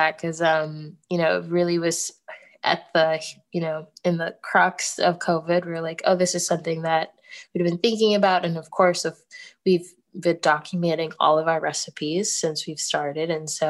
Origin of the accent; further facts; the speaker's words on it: Ghana; now in United States; for me being Ghanaian and having the business, I mean, it's named Kelewele, which is a Ghanaian food even.